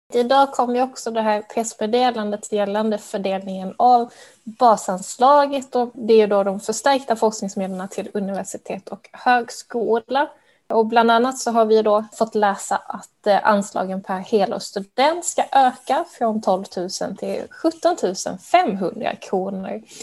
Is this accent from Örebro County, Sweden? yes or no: no; Skåne, Sweden; now in Stockholm, Sweden; Jag är ju själv skåning